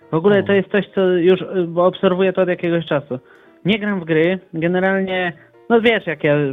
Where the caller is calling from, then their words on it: Bochnia, Lesser Poland, Poland; ja dzwonię z Bochni, zaskoczę